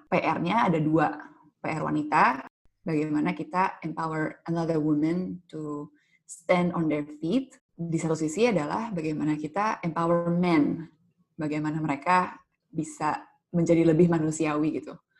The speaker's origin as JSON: {"language": "Indonesian", "region": "Jakarta", "country": "Indonesia", "tie": "born or raised there", "said": "gue dibesarkan di Pulau Jawa, di ibu kota Jakarta"}